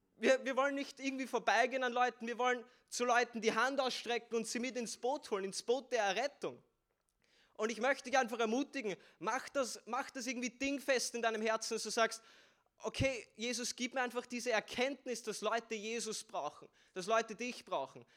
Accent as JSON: {"language": "German", "region": "Vienna", "country": "Austria", "said": "ich bin aus Wien bin 17 Jahre alt"}